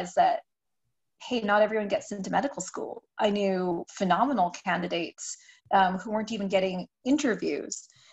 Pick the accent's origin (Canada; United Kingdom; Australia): Canada; I'm Canadian